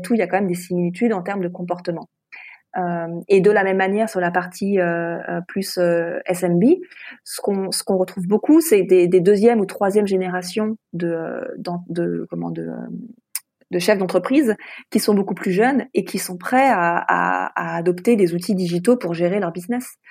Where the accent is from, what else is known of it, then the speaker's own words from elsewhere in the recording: France; moved away as an adult; also born or lived in Hong Kong; now in Singapore; je suis française